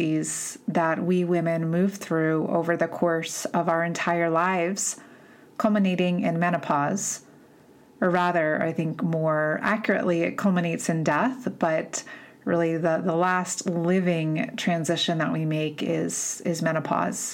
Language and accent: English; East Coast, United States; moved away; I'm from the East Coast originally